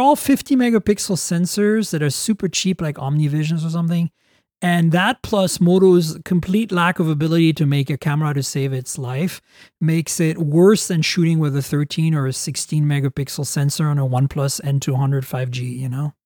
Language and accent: English; Canada; As a Canadian